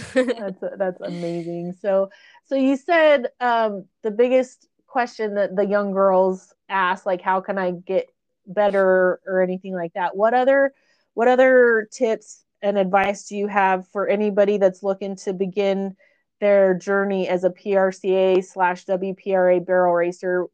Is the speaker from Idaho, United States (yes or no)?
yes; Burley, Idaho, United States; burley idaho my hometown